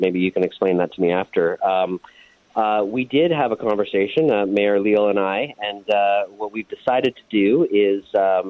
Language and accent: English; Sarnia, Ontario, Canada; now in London, Canada; I'm originally from the Sarnia area